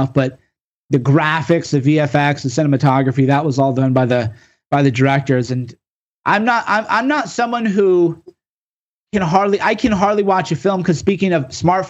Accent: rural Illinois, United States; rural Illinois like me

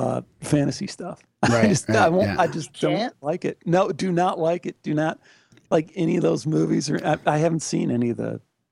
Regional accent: Chicago, Illinois, United States; now in California, United States; I grew up in Chicago

